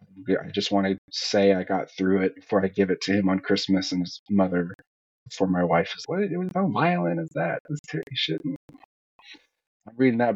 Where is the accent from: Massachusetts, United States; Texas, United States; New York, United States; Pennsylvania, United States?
Texas, United States; Houston; We're from Houston.